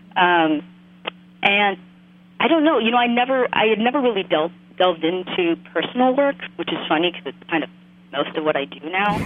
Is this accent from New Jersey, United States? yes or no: yes; West New York, New Jersey, United States; now in Chicago, United States; I grew up in this town called West New York, and despite its name, it's actually in New Jersey